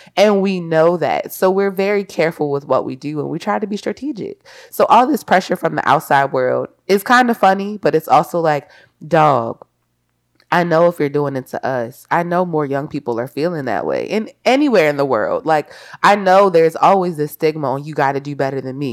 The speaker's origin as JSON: {"language": "English", "town": "Baltimore", "region": "Maryland", "country": "United States", "said": "I'm from Baltimore."}